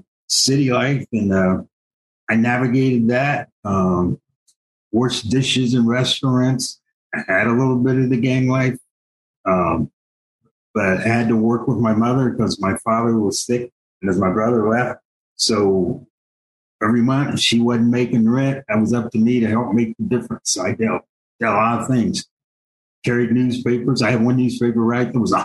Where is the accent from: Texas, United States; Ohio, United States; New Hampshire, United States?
Ohio, United States; also born or lived in Columbus; And I was born in Columbus, Ohio. I spent until I was two in the city of Columbus. And as our family grew, we moved to a country farm. About 9 acres between Columbus and Delaware.